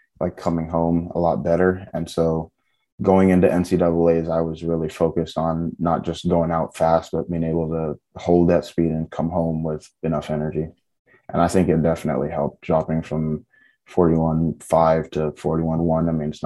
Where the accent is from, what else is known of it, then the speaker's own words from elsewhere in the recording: Cayman Islands; moved away as an adult; also born or lived in Texas; now in Tennessee, United States; I was born in Texas, but I've lived my whole life in Grand Cayman